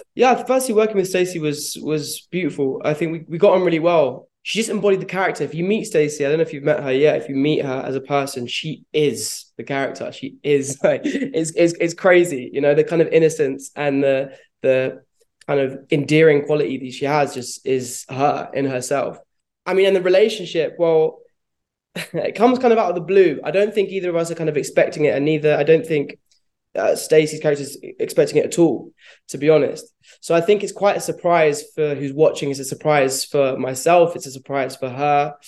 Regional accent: London, United Kingdom; I'm from London, London town, born and bred

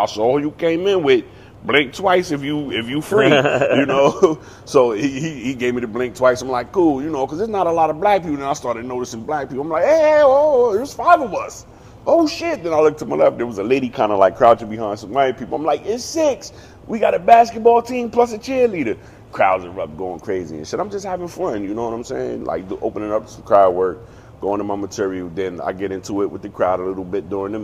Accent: New York, United States; now in Harrisburg, United States; I'm originally from New York, but I live in Harrisburg

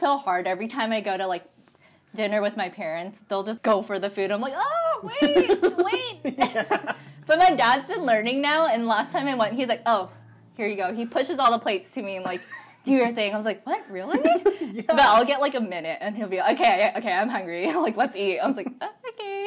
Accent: Portland, United States; moved away; I'm originally not from here. I'm from Portland.

